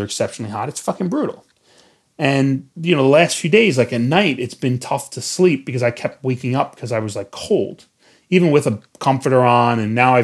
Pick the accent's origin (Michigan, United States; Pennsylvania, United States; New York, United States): New York, United States; I'm from New York